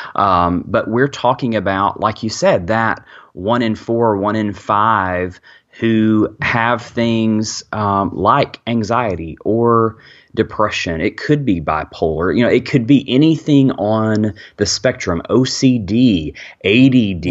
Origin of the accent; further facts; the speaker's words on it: Birmingham, Alabama, United States; I am from Birmingham, Alabama